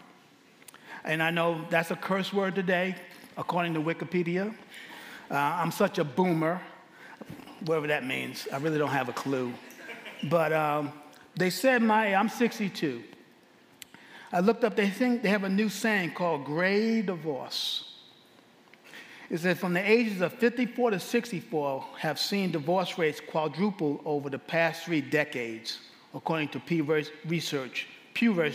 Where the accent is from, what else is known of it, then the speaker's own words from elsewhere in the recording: New York City, New York, United States; now in Abilene, United States; I'm from Abilene, Texas. Originally, I'm from New York City.